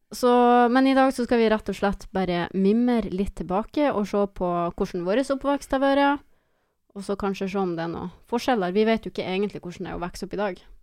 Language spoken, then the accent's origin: Norwegian; Mosjøen, Nordland, Norway; moved away; vi er oppvokst i Mosjøen